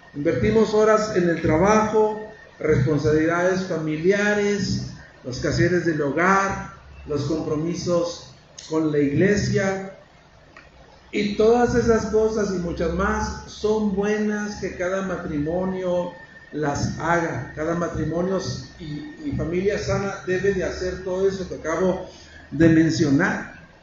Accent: Mexico; somos machos mexicanos

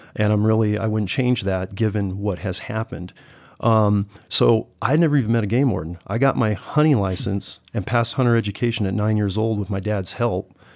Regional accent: Silicon Valley, California, United States; moved away as an adult; now in Montana, United States; I'm originally from the Silicon Valley of California

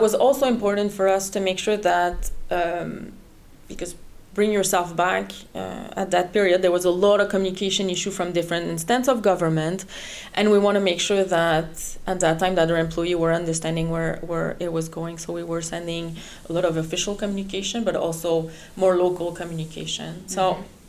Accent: Canada; first language French; English is a second language; moved away as an adult; now in Netherlands; I'm actually Canadian, French Canadian, so French is my mother tongue

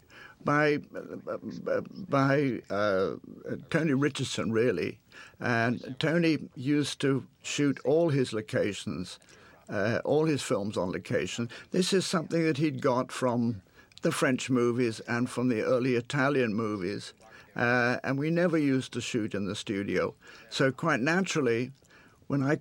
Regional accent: England, United Kingdom; moved away as an adult; being an Englishman, actually a Scotsman, in America, and having been brought up in England

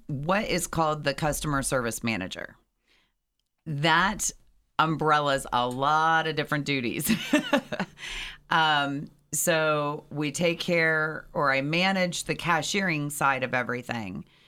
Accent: Valley City, Ohio, United States; moved away as an adult; now in Lancaster, United States; I grew up in a suburb of Cleveland, um, named Medina, actually a smaller town, but people don't know of that town as well, and that's Valley City

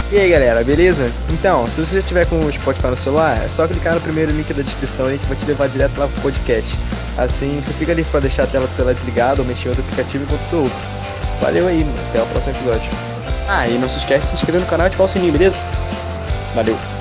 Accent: Nova Friburgo, Rio de Janeiro, Brazil; moved away as an adult; eu sou de Nova Friburgo, no interior do Rio de Janeiro. Estudei toda a minha vida escola pública

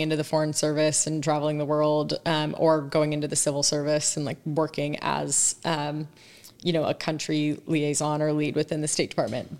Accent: San Diego, California, United States; moved away as an adult; also born or lived in East Coast; I grew up in San Diego, Southern California, so I will always be a California girl at heart, but went to school on the East Coast and, uh, kind of spent most of my adult life out there ever since

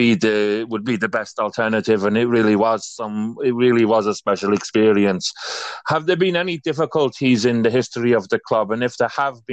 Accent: Wales, United Kingdom; I'm from Wales, but my background is Irish.

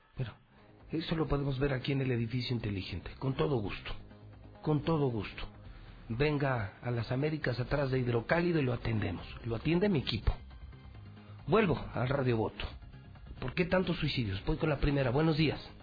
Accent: Aguascalientes, Mexico; ciudadano hidrocálido, periodista de toda la vida, con 30 años al servicio de mi pueblo

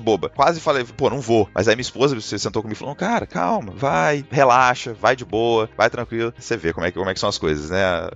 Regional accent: Juiz de Fora, Minas Gerais, Brazil; moved away as an adult; now in Canada; eu sou de Juiz de Fora, Minas Gerais

